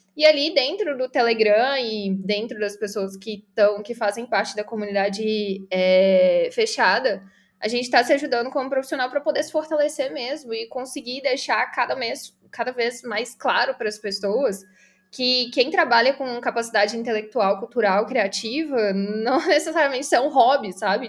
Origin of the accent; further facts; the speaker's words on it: Belo Horizonte, Minas Gerais, Brazil; Sou de BH, Minas Gerais